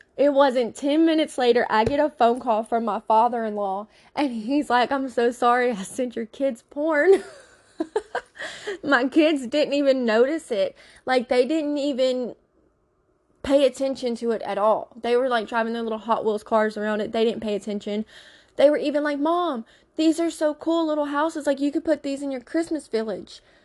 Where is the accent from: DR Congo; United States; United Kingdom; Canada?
United States; Louisiana; now in Pennsylvania, United States; I'm from Louisiana